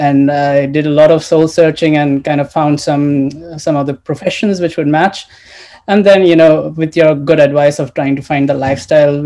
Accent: India; now in Norway; I'm based in Norway. I'm originally from India.

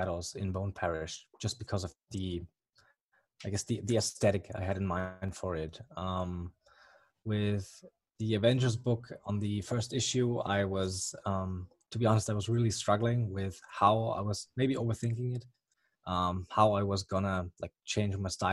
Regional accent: Germany; accent: German; English is a second language; as you may or may not hear from the accent, I'm from Germany

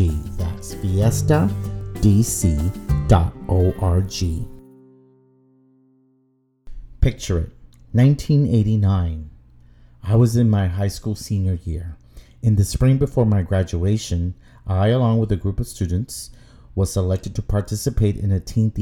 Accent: Brownsville, Texas, United States; my hometown of Brownsville, Texas

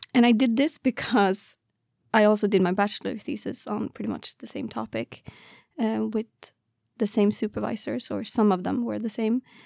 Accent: Karlstad, Värmland, Sweden; moved away as an adult; also born or lived in Lund, Sweden; now in Umeå, Sweden; I am from Värmland, Karlstad, which is, like, around Stockholm area

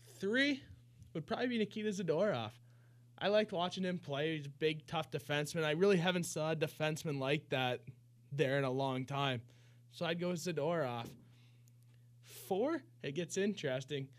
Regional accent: Delhi, Ontario, Canada; I'm from Delhi, Ontario

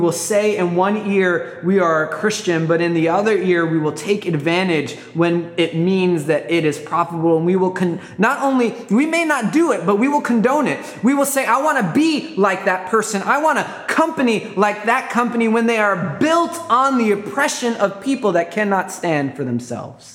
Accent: New York, United States; I grew up in New York, and I tell everybody I'm a New York mutt.

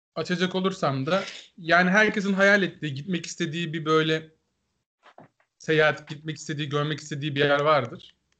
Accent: Aegean Region, Turkey; ben öncelikle bir Egeli olarak

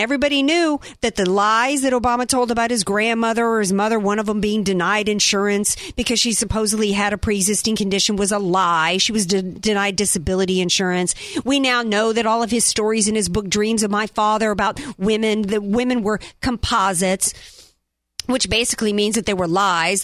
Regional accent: Louisiana, United States; also born or lived in North Carolina; I'm from Louisiana, I, was born in North Carolina

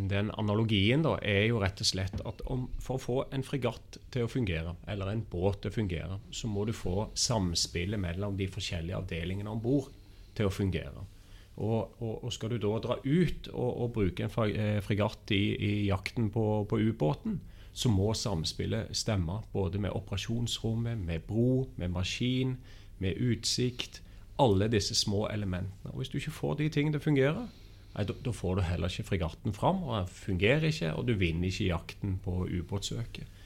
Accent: Stavanger, Rogaland, Norway; also born or lived in Copenhagen, Denmark; hører gjerne på dialekten at jeg er fra Stavanger. Ja, Det er ikke vanskelig. og har flytta meg rundt i, i, i Norden spesielt.

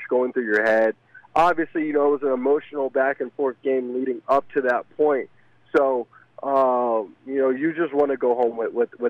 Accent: Alpharetta, Georgia, United States; I'm from Alpharetta, Georgia.

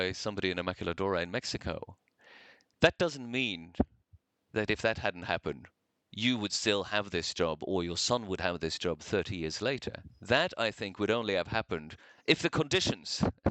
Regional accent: Norway; moved away as an adult; also born or lived in New York; I grew up in Norway in the 80s.

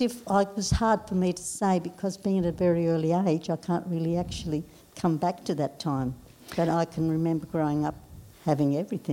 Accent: Darwin, Northern Territory, Australia; I grew up, my schooling was here in Darwin. I had friends from all nationalities who were in Darwin. I had no problem blending in at all as growing up in Darwin.

